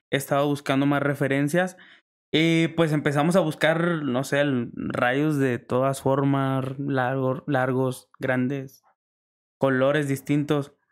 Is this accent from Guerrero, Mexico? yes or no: no; Lerdo, Durango, Mexico; Lerdo Durango.